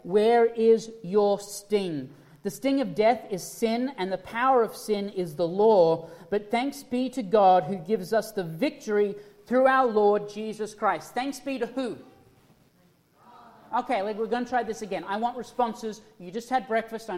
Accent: Australia; moved away; I was from Australia

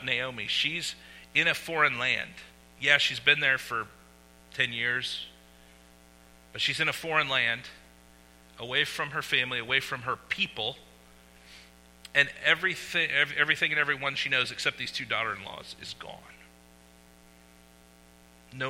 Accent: Winterset, Iowa, United States; moved away; I grew up in Winterset, Iowa

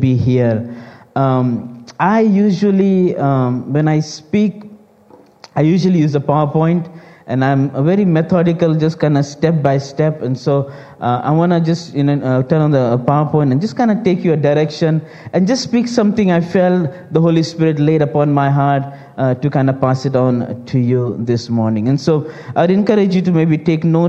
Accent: India; now in United States; I'm Indian by race, Christian by grace, and American by craze. As born in India, and some years ago, me and our family, we moved to the United States

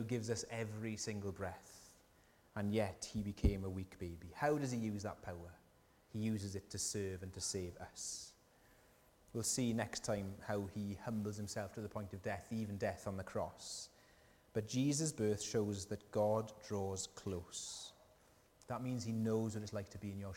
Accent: South Wales, United Kingdom; accent: Welsh; And I said, UK. They said, whereabouts? Wales, whereabouts? South Wales

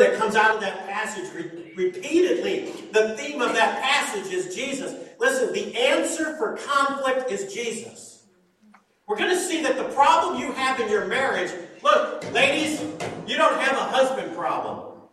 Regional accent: Shelby Township, Michigan, United States; also born or lived in West Texas; I grew up in Shelby Township

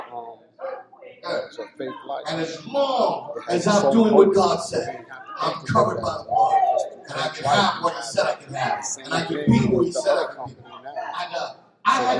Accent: Philadelphia, Pennsylvania, United States; I'm from Philadelphia

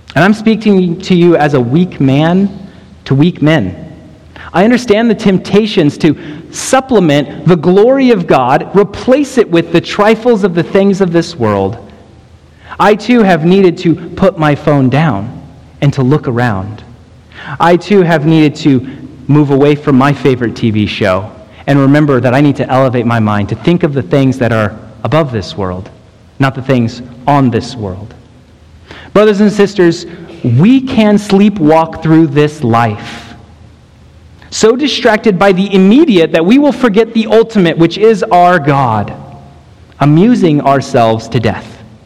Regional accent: Texas, United States; moved away; we come from Texas

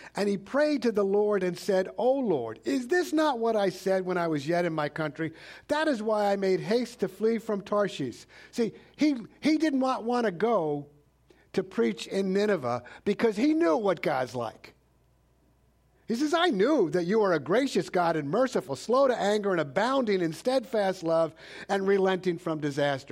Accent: New York City, New York, United States; I grew up in New York City

